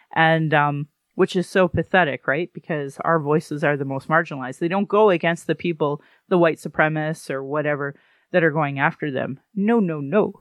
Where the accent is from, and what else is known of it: Calgary, Alberta, Canada; born or raised there